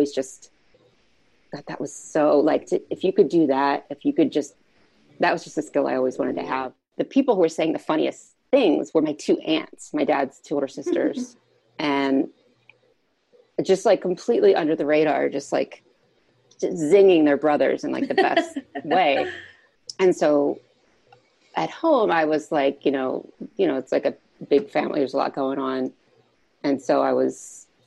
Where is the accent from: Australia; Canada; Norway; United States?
United States; Philadelphia, Pennsylvania; I grew up in Philadelphia in a family of four kids